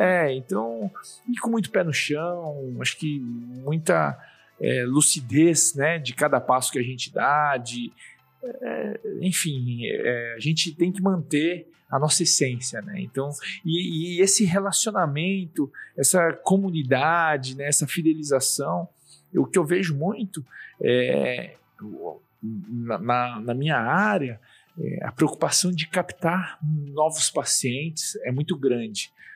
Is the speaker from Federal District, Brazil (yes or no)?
no; Suzano, São Paulo, Brazil; eu nasci em Suzano. Legal. É, no interior de São Paulo. E aí eu, é, na minha infância, foi lá.